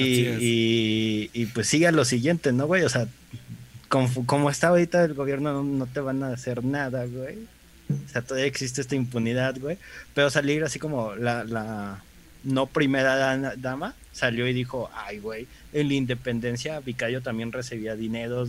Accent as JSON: {"language": "Spanish", "country": "Mexico", "said": "uno como mexicano"}